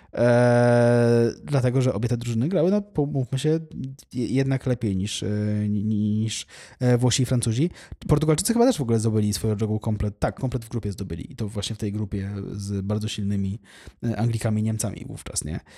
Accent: Poland; jestem z Polski

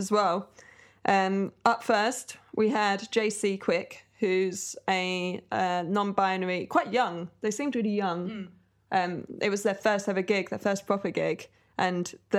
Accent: Brighton, South East England, United Kingdom; I'm from Brighton.

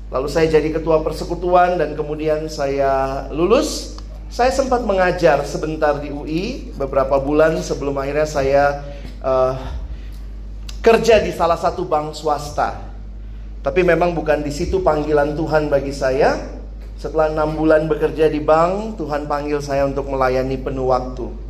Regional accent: Makassar, South Sulawesi, Indonesia; moved away as an adult; also born or lived in Jakarta; Sedikit latar belakang, saya dulunya lahir besar di Makassar.

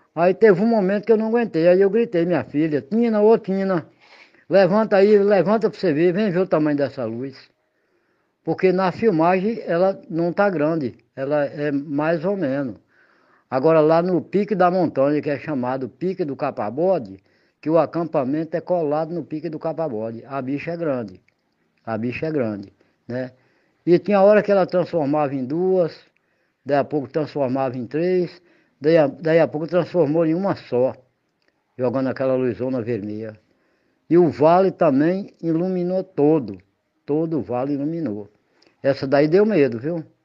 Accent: Igatu, Bahia, Brazil; eu sou nascido e criado em Igatu, nunca saí de lugar nenhum, para morar em lugar nenhum

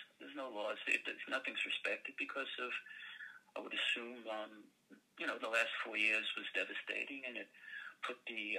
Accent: New York City, New York, United States; also born or lived in California; now in Los Angeles, United States; I grew up in Brooklyn

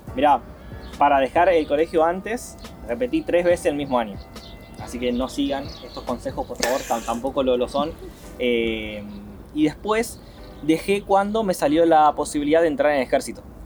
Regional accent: Paraná, Entre Ríos, Argentina; soy paranaense, soy de Paraná, nací en el hospital San Roque, el hospital eh, público ahí de, mi ciudad

